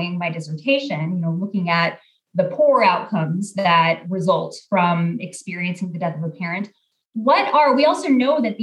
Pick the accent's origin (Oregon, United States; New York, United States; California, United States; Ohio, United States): Oregon, United States; Portland; moved away as an adult; also born or lived in Texas; I'm originally from Portland, Oregon, born and raised